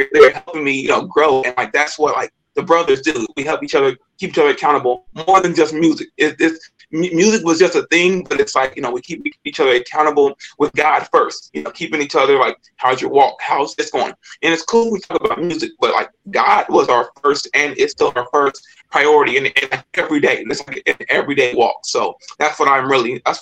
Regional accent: Kansas City, United States; I I grew up in Kansas City. I got three brothers and a sister. Um, grew up in Kansas City like in, in our whole life, and you know, we grew up in church.

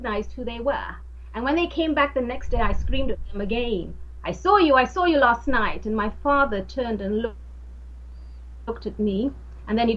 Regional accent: Nigeria; moved away; also born or lived in London; I was born in London and then taken back home to Africa, to Nigeria

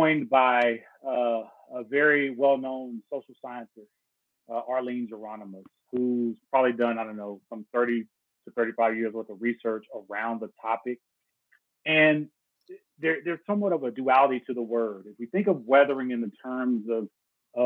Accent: Dallas, Texas, United States; also born or lived in Houston, Texas; I was born in Houston, raised in Dallas, Texas, went to high school at Dallas Carter High School

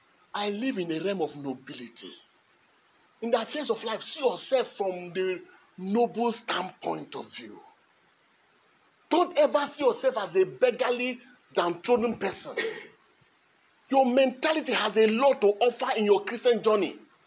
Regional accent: Kogi, Nigeria; born there; He was born in Bethlehem like every other person. I was born in Kogi State.

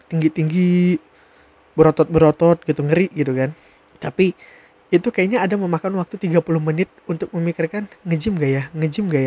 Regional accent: Sintang, West Kalimantan, Indonesia; pergi keluar kota, dari kota aku, yaitu Sintang, pergi ke kota lain

